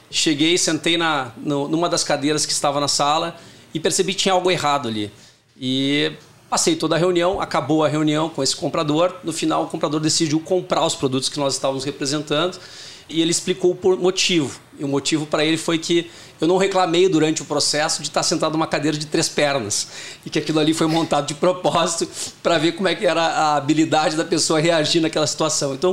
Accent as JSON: {"language": "Portuguese", "town": "Porto Alegre", "region": "Rio Grande do Sul", "country": "Brazil", "tie": "born or raised there", "said": "Eu sou de Porto Alegre, natural de Porto Alegre. Eh, tinha tenho dois irmãos e uma irmã, então nasci numa família com bastante oportunidade de trabalho em equipe"}